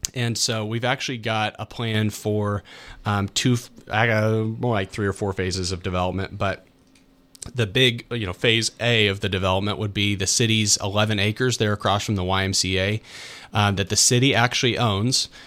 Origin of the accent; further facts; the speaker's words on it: United States; this is my hometown